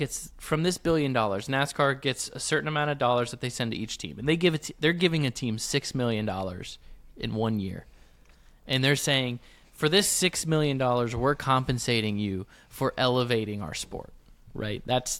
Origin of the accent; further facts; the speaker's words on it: Midwest, United States; Where I come from, I grew up in the Midwest, so we're, you know, sometimes we're awfully simple folk